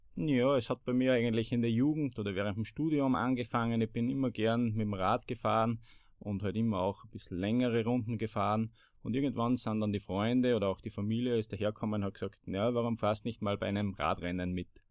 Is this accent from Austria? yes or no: yes; Bad Ischl, Upper Austria, Austria; ich komme aus Bad Ischl und im Zentrum des Salzkammerguts